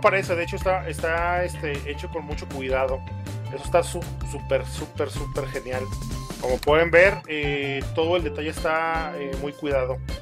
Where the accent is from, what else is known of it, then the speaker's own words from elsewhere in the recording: Mexico; como mal mexicano, güey, que somos